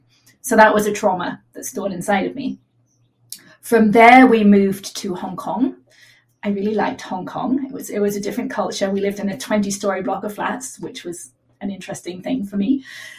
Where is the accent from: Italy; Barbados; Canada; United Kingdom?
United Kingdom; England; born there; accent: mid-Atlantic; now in California, United States; I was conceived in New Zealand, and then I was born in England, and I now live in California, so I have a mid-Atlantic accent.